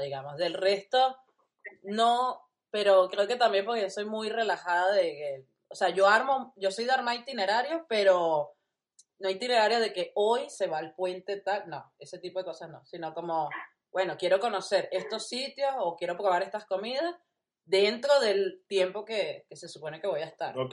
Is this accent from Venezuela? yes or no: yes; Venezuela; moved away as an adult; now in Uruguay; yo tengo tres años eh, en Uruguay, pero soy venezolana